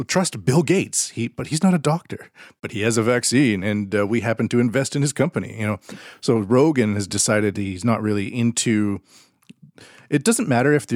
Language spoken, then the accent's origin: English; Canada; I'm Canadian